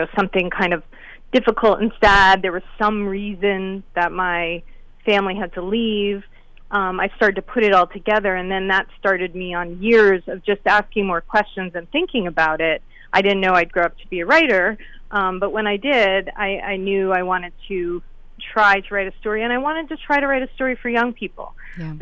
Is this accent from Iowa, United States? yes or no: no; Wilton, Connecticut, United States; I grew up in Wilton, Connecticut